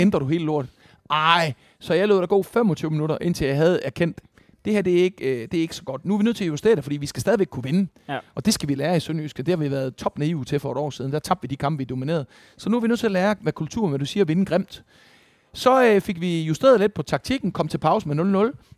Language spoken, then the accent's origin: Danish; Esbjerg, Southern Denmark, Denmark; i Esbjerg, hvor jeg voksede op